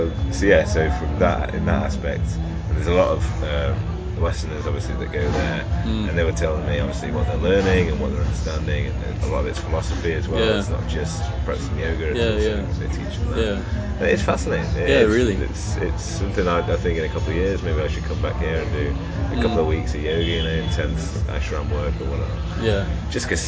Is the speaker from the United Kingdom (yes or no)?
yes; United Kingdom; I'm British